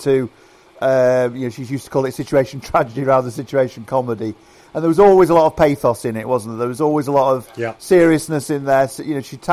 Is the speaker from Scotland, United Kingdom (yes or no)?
no; Doncaster, Yorkshire and the Humber, United Kingdom; I grew up in Doncaster